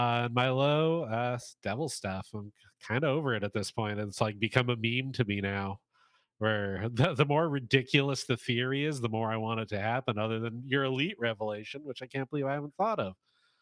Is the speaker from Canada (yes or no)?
yes; Canada; I'm Canadian, so naturally I like hockey.